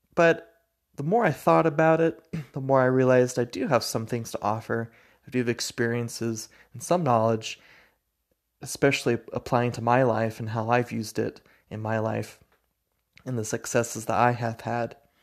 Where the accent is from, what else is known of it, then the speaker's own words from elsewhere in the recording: Spokane, Washington, United States; moved away as an adult; now in Logan, United States; I'm from Spokane, Washington. Currently live in Logan, Utah